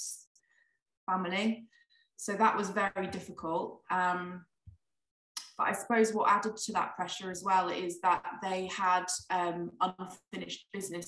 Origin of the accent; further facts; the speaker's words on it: Shropshire, West Midlands, United Kingdom; I grew up in Shropshire, pretty sleepy town. Never really moved away for very long, so I've kind of always lived around here